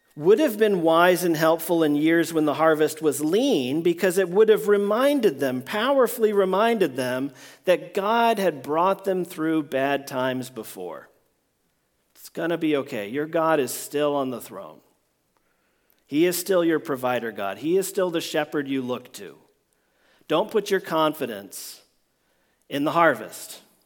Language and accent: English; Washington, District of Columbia, United States; I grew up in Washington, D C